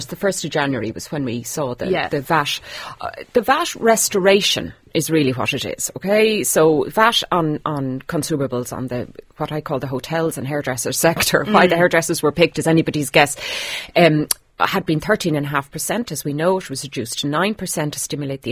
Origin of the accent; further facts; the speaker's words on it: Ireland; we're Irish